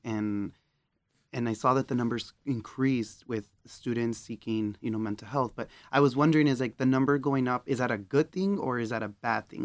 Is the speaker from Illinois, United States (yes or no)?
no; Texas, United States; moved away; I'm from Texas